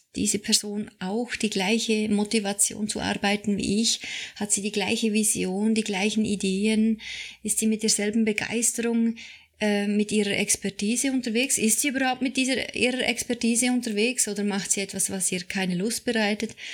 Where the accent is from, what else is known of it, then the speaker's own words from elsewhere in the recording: Switzerland; ich bin Schweizerin